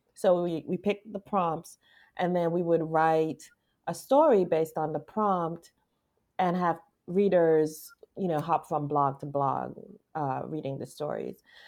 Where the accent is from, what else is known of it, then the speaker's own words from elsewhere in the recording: U.S. Virgin Islands; I'm from the Virgin Islands, Saint Thomas